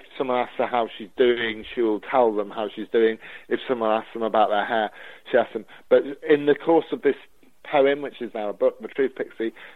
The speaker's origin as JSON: {"language": "English", "town": "Newark-on-Trent", "region": "East Midlands", "country": "United Kingdom", "tie": "born or raised there", "said": "my hometown of Newark-on-Trent in Nottinghamshire"}